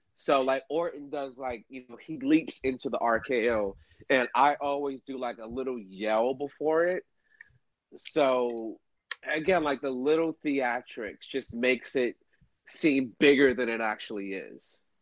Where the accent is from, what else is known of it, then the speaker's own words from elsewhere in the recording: Miami, Florida, United States; I'm from Miami